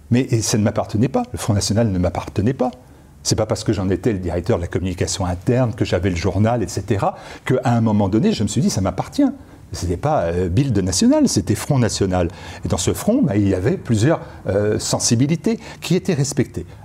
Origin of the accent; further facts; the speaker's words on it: France; Moi, je suis français. Et donc, j'ai toujours eu mes références en France.